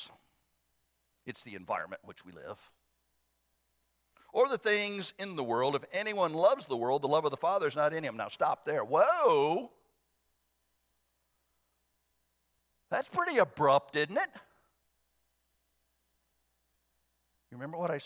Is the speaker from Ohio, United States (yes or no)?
yes; Southern Ohio, United States; born or raised there